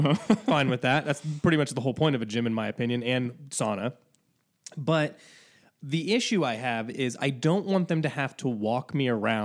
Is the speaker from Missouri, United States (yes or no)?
no; Northeast Indiana, United States; moved away; also born or lived in Chicago; Northeast Indiana.